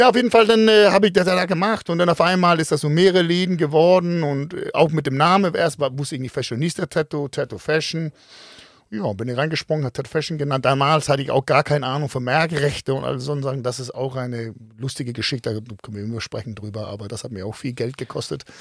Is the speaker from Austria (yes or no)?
no; Denmark; accent: Danish; German is a second language; Und äh, fand mein Dialekt mit dem Dänstolz so ein bisschen lustig.